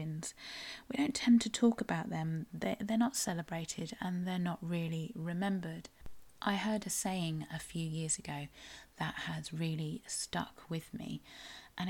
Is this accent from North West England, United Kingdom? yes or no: no; South West England, United Kingdom; I am a Cornish writer